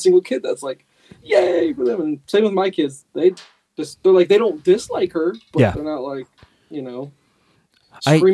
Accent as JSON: {"language": "English", "town": "St. Louis", "region": "Missouri", "country": "United States", "tie": "born or raised there", "said": "There was never NFL football when we were growing up in St. Louis"}